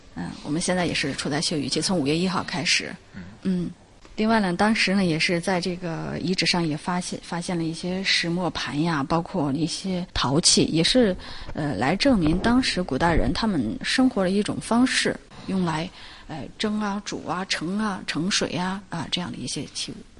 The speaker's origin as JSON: {"language": "Chinese", "town": "Qingdao", "region": "Shandong", "country": "China", "said": "我们青岛人"}